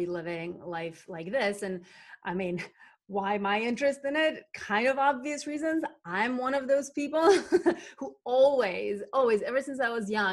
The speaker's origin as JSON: {"language": "English", "country": "North Macedonia", "tie": "born or raised there", "said": "where I was growing up in Macedonia, small southeastern country in that used to be part of former Yugoslavia"}